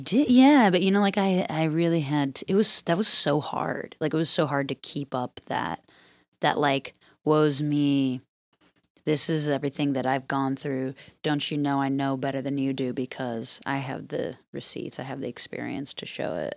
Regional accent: Midwest, United States; growing up in the Midwest, I grew up on, with this, like, work ethic

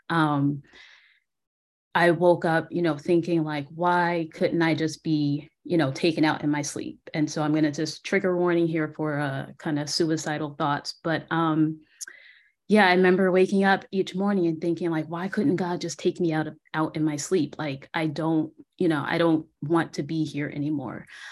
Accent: New Jersey, United States; moved away as an adult; also born or lived in Philadelphia, Pennsylvania; now in San Antonio, United States; based in San Antonio, Texas, but I'm originally from New Jersey.

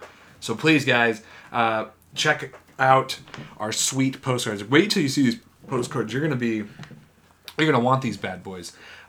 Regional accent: Downers Grove, Illinois, United States; graduated from high school in my hometown of Downers Grove, which is right around Chicago.

